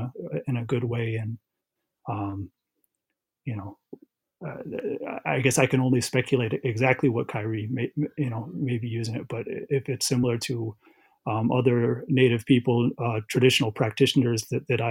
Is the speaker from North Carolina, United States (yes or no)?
no; Aquinnah, Massachusetts, United States; I am from Aquina. That's where my DNA, my people are from. That's a small town on the western end of Martha's Vineyard Island